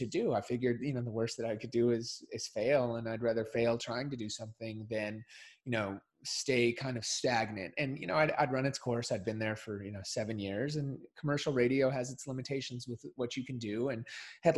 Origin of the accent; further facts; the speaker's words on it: Minnesota, United States; I grew up in Minnesota